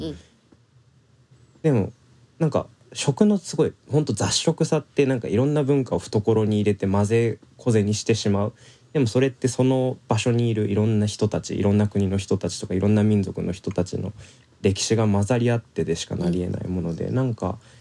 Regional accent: Japan; 自分の生まれ育ったこの例えば日本っていう国土

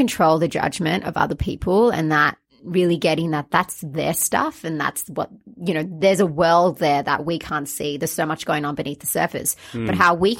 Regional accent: Australia; I'm Australian, Sri Lankan.

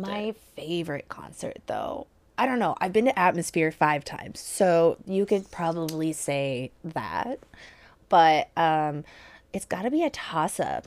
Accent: Portland, Oregon, United States; I'm from Portland.

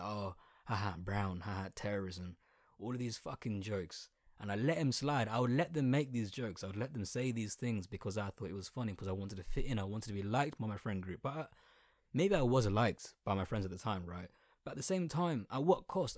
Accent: Colchester, East of England, United Kingdom; accent: Essex accent with a little bit of London twang; first language Bengali; English is a second language; I'm nineteen and I was born in Colchester

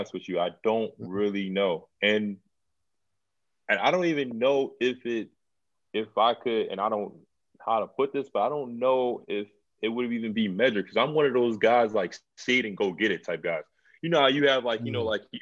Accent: United States; for all of us, you know, as Americans

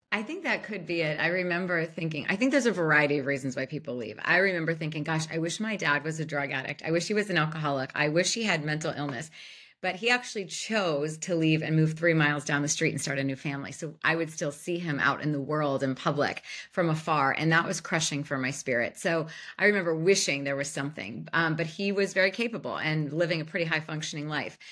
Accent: Youngstown, Ohio, United States; Youngstown, Ohio.

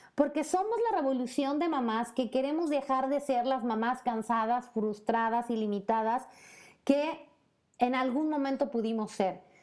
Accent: Puebla, Mexico; moved away as an adult; en México, en Puebla, mi ciudad natal, y por supuesto también como mexicana que se arriesgó, que se aventuró a vivir en otro país donde hay otro idioma

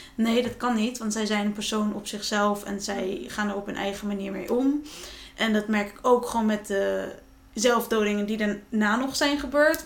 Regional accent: Friesland, Netherlands; waar ik vandaan kom, Friesland

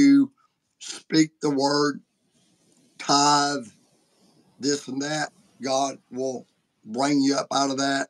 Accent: United States; I'm an American.

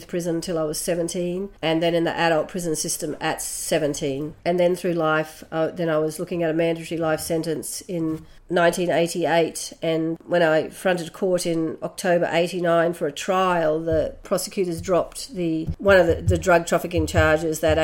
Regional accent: Brisbane, Queensland, Australia; I was born here in Meanjin, otherwise known by white people as Brisbane, on the north side. And my parents were poor, working class, and I was raised there

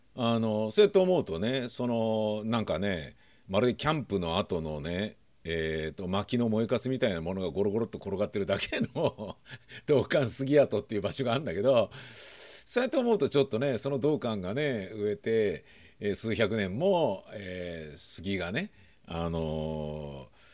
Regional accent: Nakano, Tokyo, Japan; 僕あの中野区大和町で生まれ育ったんですけど

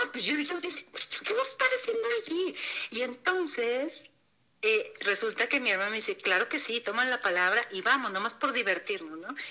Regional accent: Torreón, Coahuila, Mexico; moved away as an adult; also born or lived in Mexico City; yo nací en Torreón

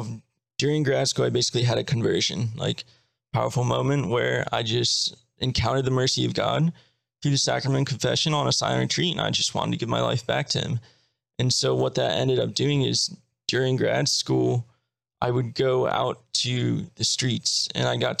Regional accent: Maryland, United States; now in Baltimore, United States; I grew up in Maryland, an hour away from Baltimore

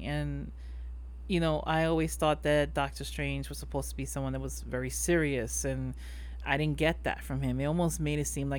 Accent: New York, United States; I was born and raised here in New York. My parents are from PR

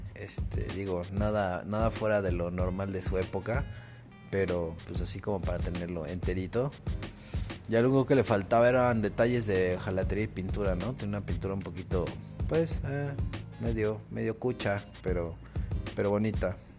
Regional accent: Cuernavaca, Morelos, Mexico; Yo soy de Cuernavaca.

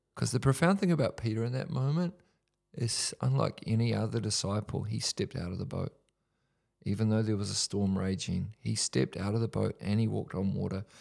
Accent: Whanganui, Manawatū-Whanganui, New Zealand; from my hometown, Wanganui

